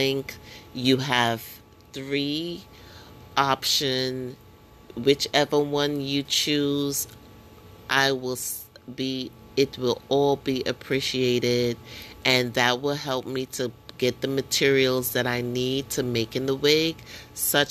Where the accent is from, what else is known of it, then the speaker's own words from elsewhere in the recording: New York, United States; I'm from New York. I live in New York